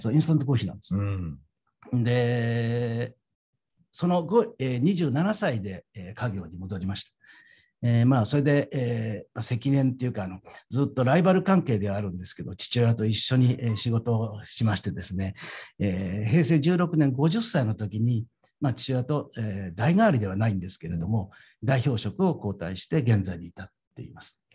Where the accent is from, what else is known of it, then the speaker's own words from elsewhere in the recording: Tokyo, Japan; 芝で生まれて芝で育った、えまあ、江戸っ子の、えー、端くれ